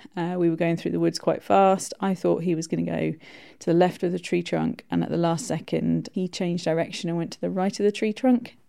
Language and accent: English; Buckinghamshire, South East England, United Kingdom; I grew up in Buckinghamshire